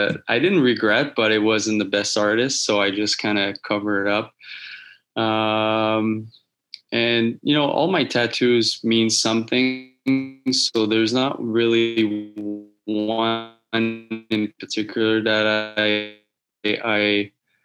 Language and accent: English; Laval, Quebec, Canada; moved away; I was born in Laval.